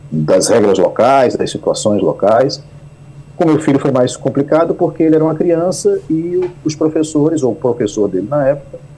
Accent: Northeast Region, Brazil; Eu sou nordestino, mas o fato de não ter um sotaque muito forte do Nordeste, né, é, é, é, me facilita a vida em relação a outro nordestino que está aqui com um sotaque muito forte.

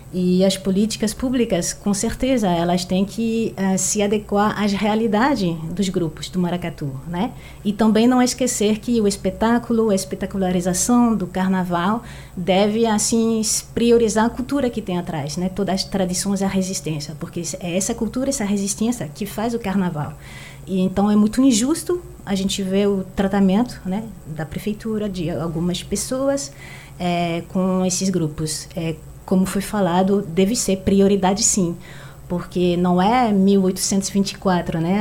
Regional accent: France; Portuguese is a second language; now in Recife, Brazil; não sou brasileira, sou francesa

